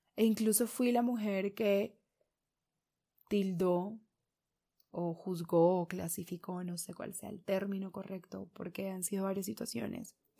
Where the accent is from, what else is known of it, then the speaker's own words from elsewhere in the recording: Caribbean region of Colombia, Colombia; los que crecimos en zonas del Caribe